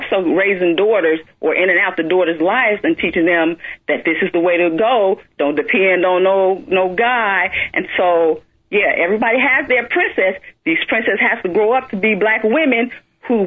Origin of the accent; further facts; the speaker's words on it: Chicago, Illinois, United States; we all come from the hood. I came from Roseland